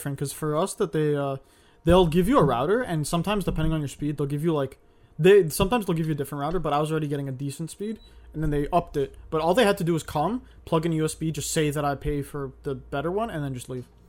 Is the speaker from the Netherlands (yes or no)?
no; Toronto, Ontario, Canada; born or raised there